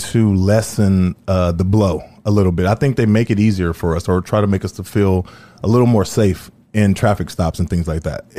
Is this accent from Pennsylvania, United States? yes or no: no; Los Angeles, California, United States; moved away as an adult; also born or lived in Denver; now in Indiana, United States; I'm from L.A.